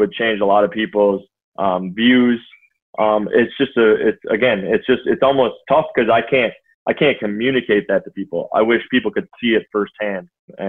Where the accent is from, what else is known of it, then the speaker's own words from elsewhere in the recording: Minnesota, United States; I was born here, I was raised here, I went to college here, I played in the NFL here, I've never left Minnesota